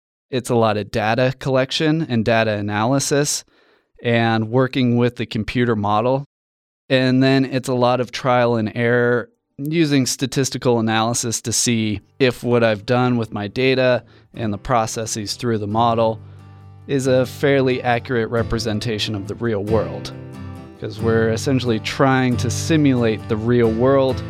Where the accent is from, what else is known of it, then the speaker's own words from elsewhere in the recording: Colorado, United States; I grew up in Colorado at the foot of the Rocky Mountains